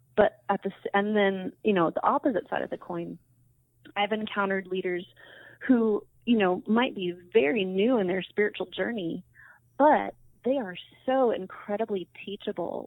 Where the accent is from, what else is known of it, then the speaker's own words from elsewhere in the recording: San Diego, California, United States; moved away as an adult; I was born and raised in San Diego